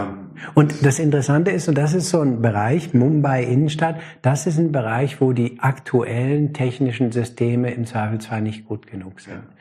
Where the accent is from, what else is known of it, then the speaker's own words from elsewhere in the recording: Germany; Als Deutscher